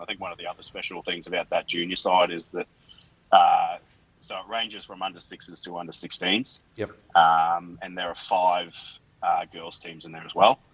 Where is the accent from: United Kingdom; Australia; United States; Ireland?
Australia; Bowen, Queensland; I'm growing up in Bowen